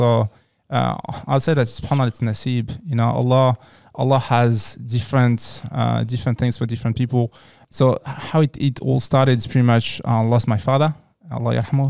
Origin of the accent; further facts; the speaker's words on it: France; So I was born and raised in France. So I just grew up in France, studied there.